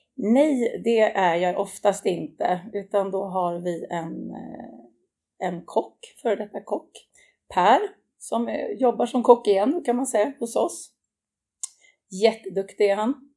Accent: Täby, Stockholm County, Sweden; Det är där jag kommer ifrån och där jag bor också idag

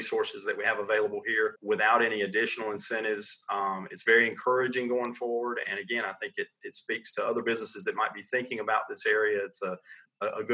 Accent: Sandhills, North Carolina, United States; I grew up right here in the Sand Hills

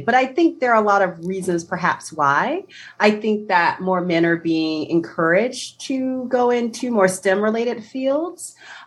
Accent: New York, United States; also born or lived in Waltham; now in Delaware, United States; I'm a unicorn from New York

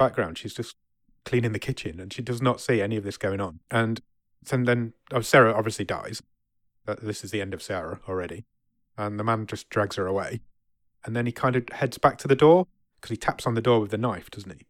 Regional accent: England, United Kingdom; I'm English

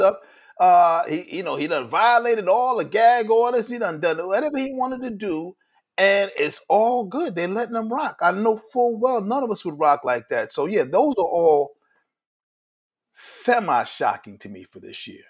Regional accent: New York City, New York, United States; growing up in Brooklyn

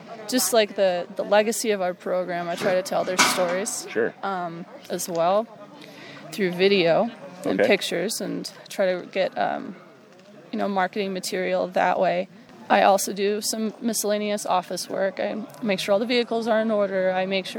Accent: New York, United States; moved away; I was from New York

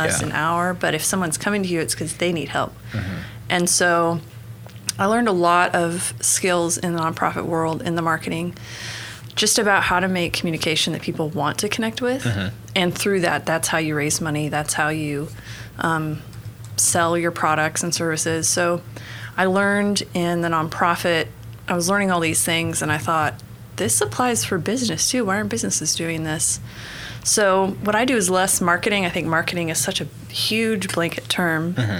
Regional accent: Broken Arrow, Oklahoma, United States; moved away as an adult; also born or lived in Santa Fe, New Mexico / Georgia; spent most of my life, though, in Broken Arrow. Okay. So grew up there. I moved to Georgia and was there for about 11 years. Mm-hmm. And moved back to Oklahoma in 2014. And I've been in Oklahoma City since, I think, late 2017.

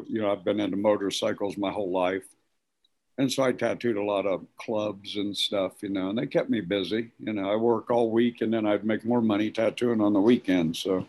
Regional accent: Indianapolis, Indiana, United States; also born or lived in Georgia; now in Cincinnati, United States; I was born in Georgia, and I grew up in Indianapolis, Indiana, and then we moved to Cincinnati in 1977, so that's our home in Cincinnati.

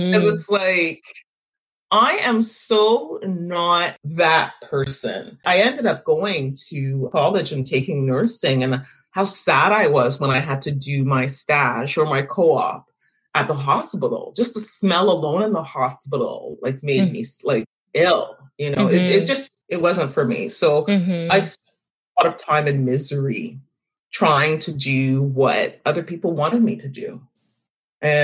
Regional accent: Montreal, Quebec, Canada; I was born and raised in Montreal

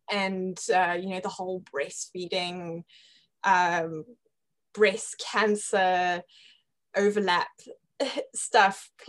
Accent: Zimbabwe; accent: British; Yeah yeah, I'm, I'm from Zimbabwe and um, my mom is British and uh, hence the the British accent.

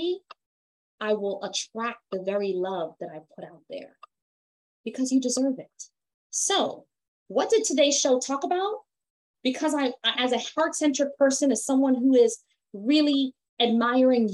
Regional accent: Jamaica; me as a Jamaican woman

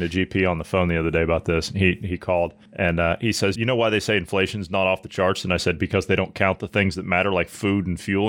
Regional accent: Ohio, United States; my home state of Ohio

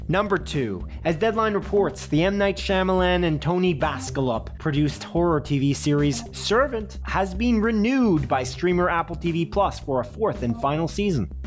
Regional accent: Canada

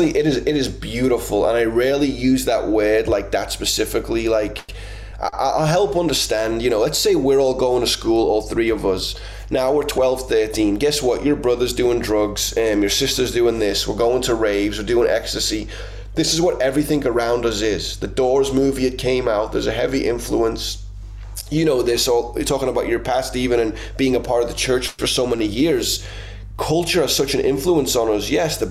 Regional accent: Liverpool, North West England, United Kingdom; I was born and raised in Liverpool, England. You know, beautiful city, but still crazy. A lot of unemployment. It's a dock city right there on the river.

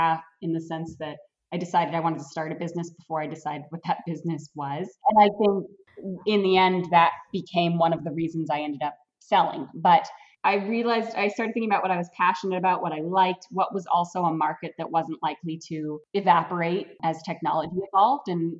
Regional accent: Brewer, Maine, United States; also born or lived in Orono, Maine / Eddington, Maine; I grew up right in Brewer, Maine, went to high school at Brewer, didn't go far to go to college.

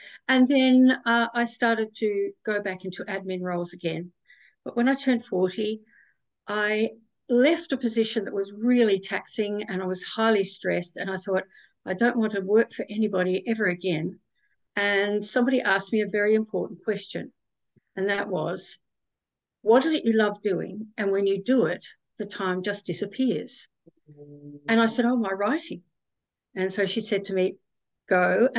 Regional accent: South Australia, Australia; I was born in South Australia

